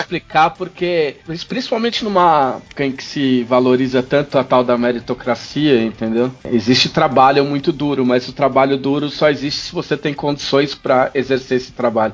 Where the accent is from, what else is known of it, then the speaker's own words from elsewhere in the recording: São Paulo, Brazil; now in Porto Alegre, Brazil; Eu sou de São Paulo, eu moro em Porto Alegre, mas eu sou de São Paulo